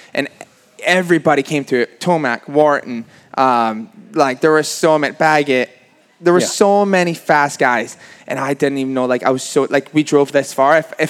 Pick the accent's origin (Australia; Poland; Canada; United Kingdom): Canada; And, you know, we came from Canada, so everyone was calling me, like, the Canadian kid, got tore down.